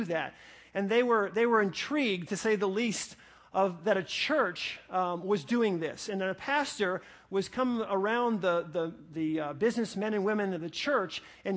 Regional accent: New Jersey, United States; I was born in New Jersey

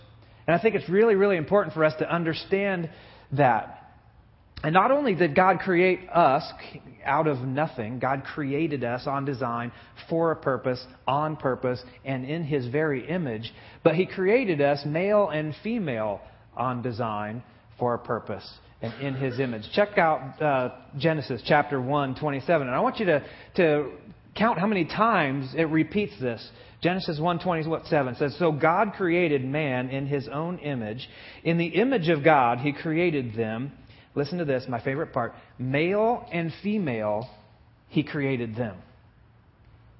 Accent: Buck Creek, Indiana, United States; I lived in a little teeny tiny town in northern Indiana called Buck Creek, Indiana, when I was in third and fourth grade

